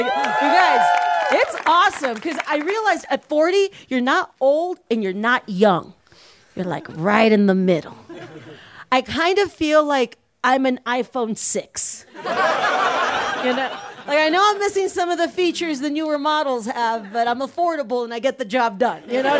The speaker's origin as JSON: {"language": "English", "town": "McAllen", "region": "Texas", "country": "United States", "tie": "born or raised there", "first_language": "Spanish", "second_language": "English", "said": "I'm originally from Texas. And thank you. My family, we're from South Texas. We're from Mexico. And it's really cool. I don't want to brag, but I come from a border town in the South called McAllen."}